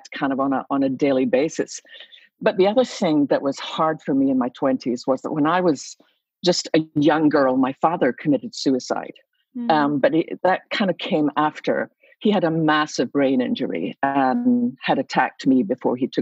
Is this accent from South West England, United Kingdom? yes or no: no; Scotland, United Kingdom; moved away as an adult; now in Dallas, United States; you can probably tell by my accent I didn't start there. I was born in Scotland, and so I came to America when I was, I think, about 26.